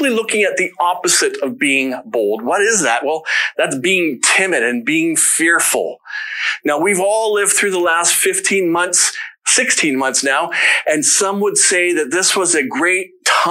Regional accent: London, Ontario, Canada; I grew up in London

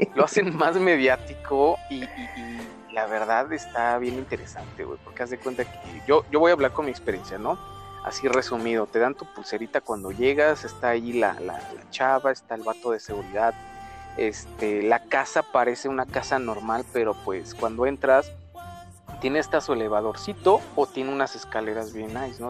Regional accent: Monterrey, Nuevo León, Mexico; now in Mexico City, Mexico; yo soy, yo soy regio, ya me estoy achilangando

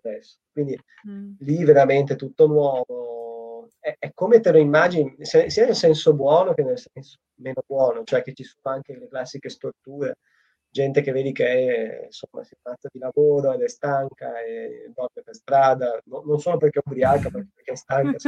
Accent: Italy; moved away as an adult; now in Japan; il mio paese è l'Italia

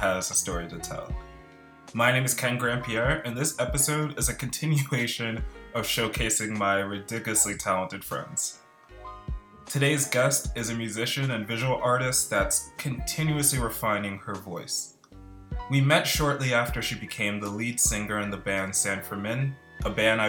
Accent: United Kingdom; also born or lived in Netherlands; I grew up in the United Kingdom and spent some time in Holland before I became a teenager.

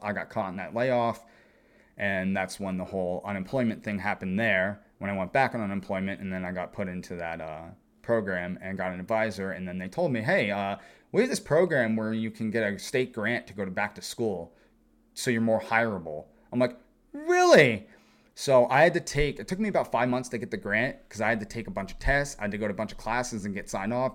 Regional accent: eastern Pennsylvania, United States; grew up in this area, Pennsylvania, eastern Pennsylvania

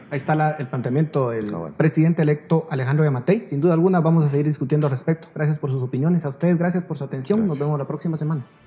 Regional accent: Guatemala

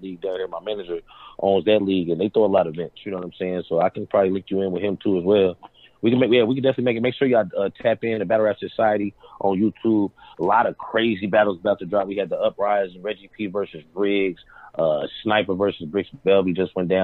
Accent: Indianapolis, Indiana, United States; I'm from Indianapolis

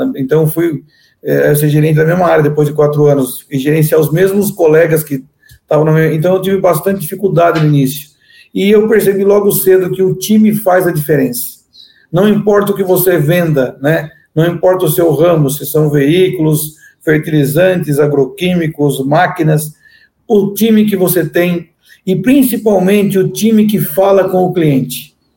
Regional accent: interior of São Paulo, Brazil; also born or lived in Argentina; sou natural do interior de São Paulo

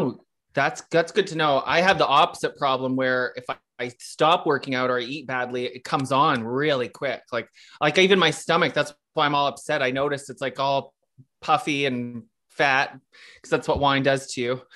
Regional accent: Kanata, Ontario, Canada; growing up in Canada, which is a suburb of Ottawa

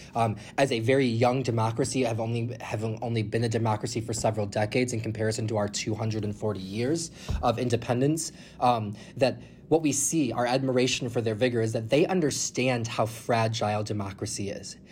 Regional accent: United States; us as an American people in our American democracy

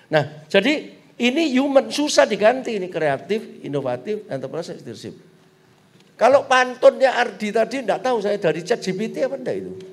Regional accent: Surabaya, East Java, Indonesia; Nek kita ini kan Chinese Surabaya pak. Wis Chinese Katolik lagi.

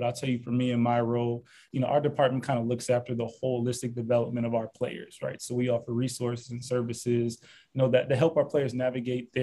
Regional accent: Normal, Illinois, United States; also born or lived in Carbondale, Illinois; now in Miami, United States; I'm originally from the Midwest. You know, born and raised from Normal, Illinois

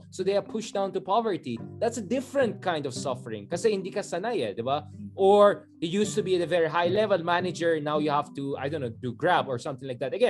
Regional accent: Philippines; bilang isang Pilipino

